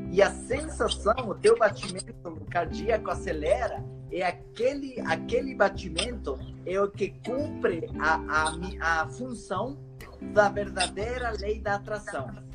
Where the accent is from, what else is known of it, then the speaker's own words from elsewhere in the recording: Ecuador; Portuguese is a second language; now in Brazil; eu considero que eu sou um brasileiro morando no corpo do equatoriano